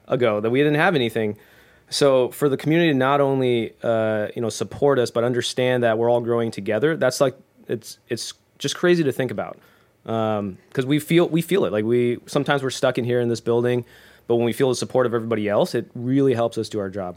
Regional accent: Bay Area, California, United States; I grew up in the Bay Area

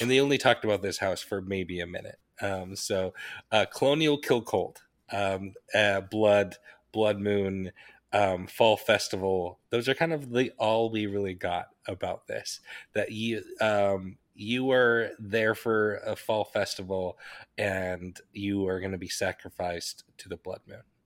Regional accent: Wasatch Range, Utah, United States; I grew up in the Wasatch Range of the Rocky Mountains

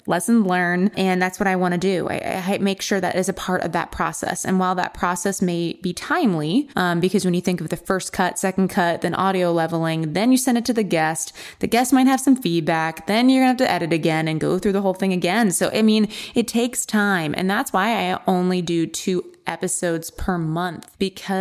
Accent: Maryland, United States; moved away as an adult; now in Maine, United States; I'm from Maryland

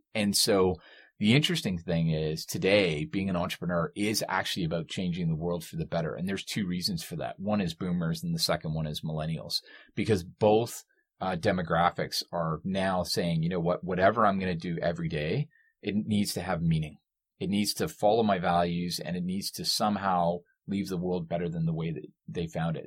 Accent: Canada; we are Canadian

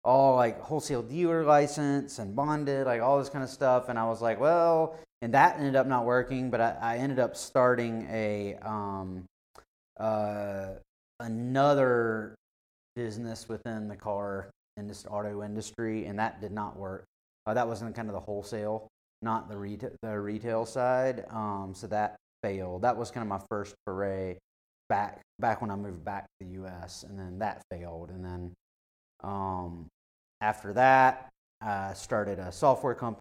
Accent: Spartanburg, South Carolina, United States; also born or lived in Panama; now in Greenville, United States; My family's from Spartanburg, so that's where I grew up

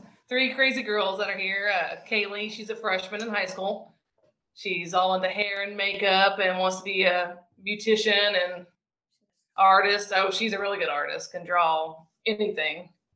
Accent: Glenpool, Oklahoma, United States; moved away as an adult; now in Crewe, Virginia, United States; Currently, we live in Crewe, Virginia. We just moved here during the pandemic. But I'm actually from Glenpool, Oklahoma. Grew up, raised there my whole life.

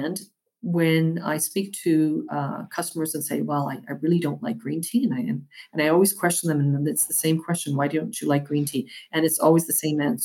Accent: Winnipeg, Manitoba, Canada; now in Toronto, Canada; My hometown.

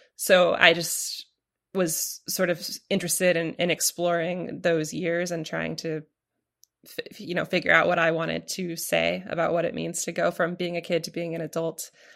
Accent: Portland, Oregon, United States; moved away; I grew up in Portland, Oregon.

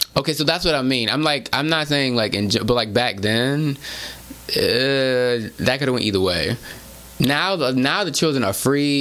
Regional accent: Houston, Texas, United States; growing up in Houston, it was mostly, at least for me, black Latino

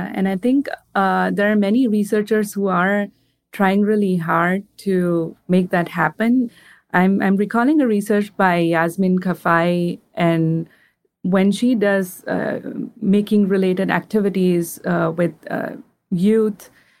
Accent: India; Like, for example, I'm from India. We celebrate Diwali.

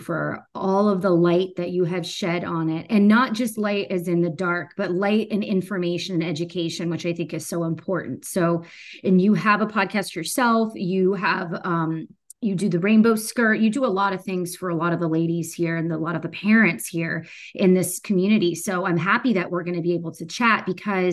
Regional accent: Florida, United States; now in Atlanta, United States; I'm from Florida.

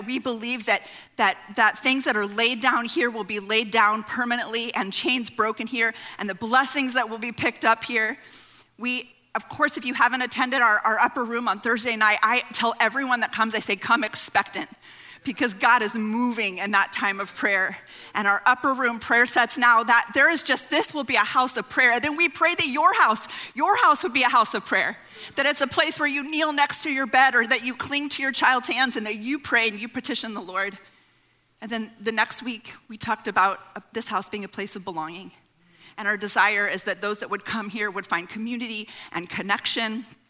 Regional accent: California, United States; I grew up on the West Coast in California

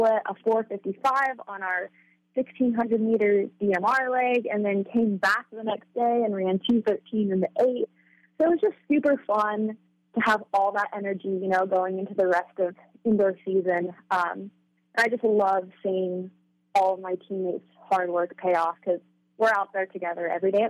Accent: Oregon, United States; I grew up in Oregon

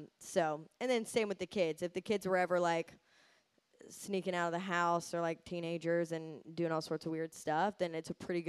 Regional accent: United States; I'm American

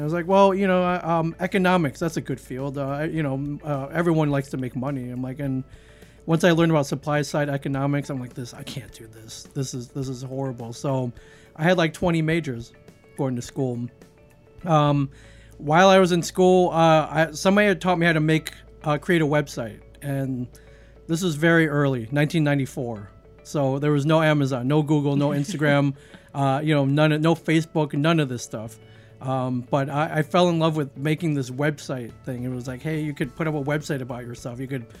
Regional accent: Midwest, United States; now in New Jersey, United States; I grew up mainly in the Midwest. I've lived all over the country.

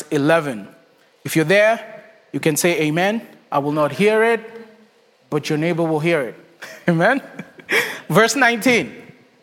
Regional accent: Kenya; moved away as an adult; also born or lived in Texas; now in Charlotte, United States; I was born and raised in Kenya. My wife and I moved to the States in 2014 to go to seminary

